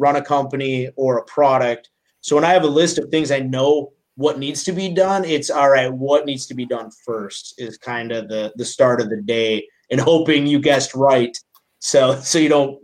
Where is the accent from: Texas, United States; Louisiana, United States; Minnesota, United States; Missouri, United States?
Minnesota, United States; I'm from Minnesota